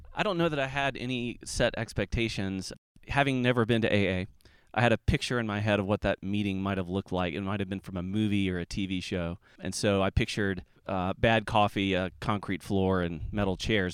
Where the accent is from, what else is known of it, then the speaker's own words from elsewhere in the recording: Atlanta, Georgia, United States; I'm from Atlanta